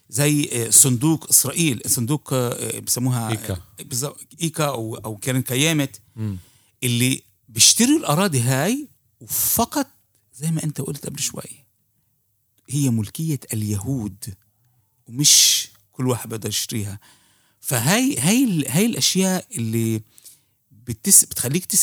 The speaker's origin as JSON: {"language": "Arabic", "country": "Palestine", "said": "هاي الاشياء بنبدا نفهمها احنا كفلسطينيه"}